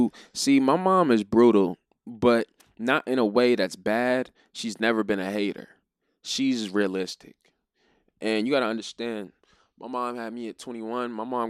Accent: Florida, United States; Growing up in Florida, it was a cross-cultural thing. Everybody liked to skate.

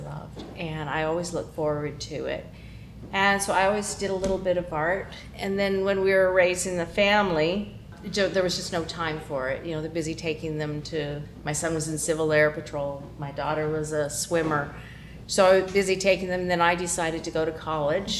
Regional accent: Canada; moved away as an adult; now in California, United States; growing up in Canada

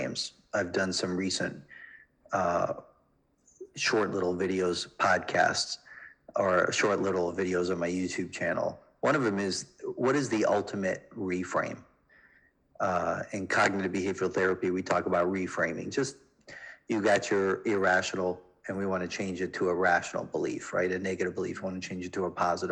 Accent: Chicago, Illinois, United States; I grew up in Chicago.

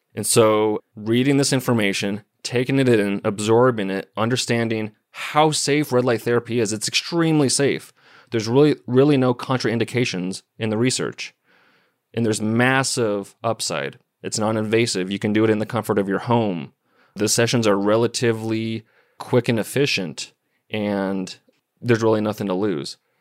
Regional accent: Missoula, Montana, United States; I was born and raised in Missoula, Montana.

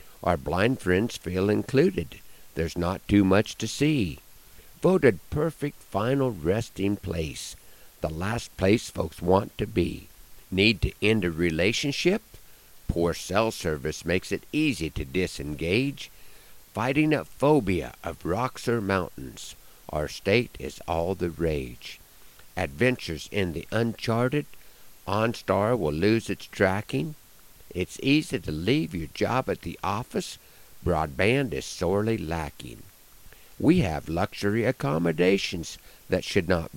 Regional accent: Broken Bow, Nebraska, United States; I'm very proud to claim Nebraska as my home

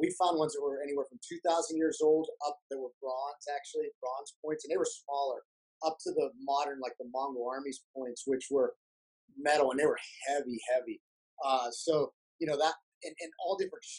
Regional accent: Brookville, Pennsylvania, United States; also born or lived in Clearfield, Pennsylvania; now in Pittsburgh, United States; We kind of bounced around all over those towns. I went to high school in Brookville

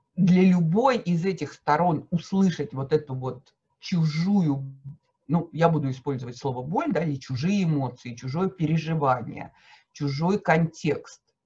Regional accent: Moscow, Russia; я москвичка

